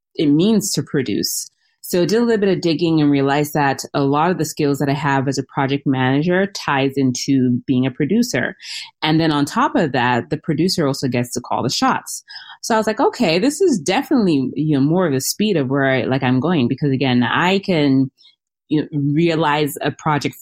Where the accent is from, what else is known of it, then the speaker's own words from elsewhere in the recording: Cameroon; now in Minnesota, United States; I am originally from Cameroon, which is West Africa